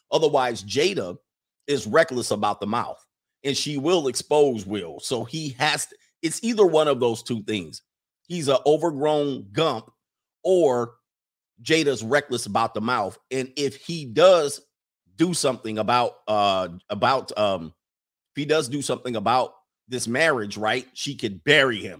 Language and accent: English; West Coast, United States; I grew up on the West Coast